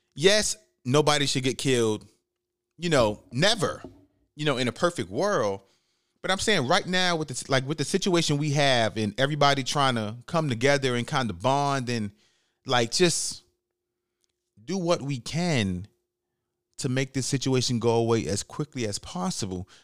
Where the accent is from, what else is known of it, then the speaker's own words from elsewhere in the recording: New York City, New York, United States; moved away; I'm from the Bronx, New York